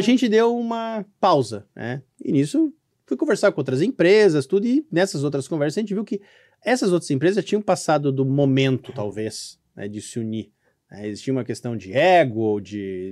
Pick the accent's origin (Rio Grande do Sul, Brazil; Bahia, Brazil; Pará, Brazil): Rio Grande do Sul, Brazil; Canoas; Canoas, Rio Grande do Sul